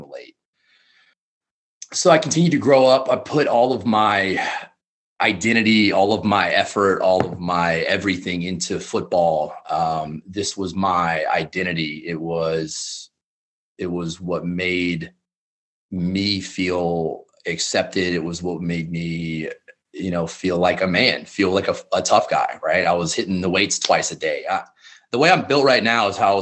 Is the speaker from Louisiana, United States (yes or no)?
yes; South Louisiana, United States; moved away as an adult; I grew up in South Louisiana, pretty normal middle-class family